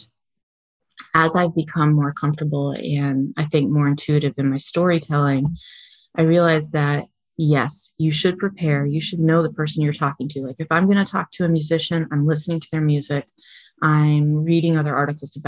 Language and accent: English; Vermont, United States; now in Florida, United States; I grew up in Vermont, right on the Canadian